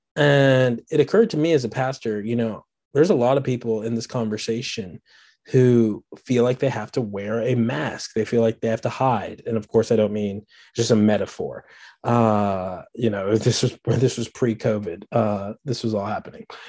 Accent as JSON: {"language": "English", "town": "Washington", "region": "District of Columbia", "country": "United States", "moved": "as an adult", "lives_now": "Birmingham, United States", "said": "I'm not from Birmingham. I'm from Washington, D C originally. Uh, that, that was home"}